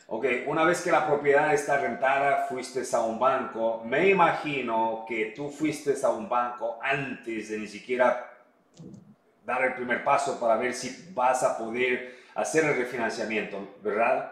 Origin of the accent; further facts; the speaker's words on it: Ecuador; moved away; hablo español, soy ecuatoriano, conozco la, la comunidad